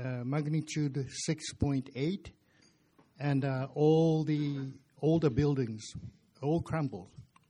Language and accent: English; Japan; now in Lethbridge, Canada; But I come from Japan.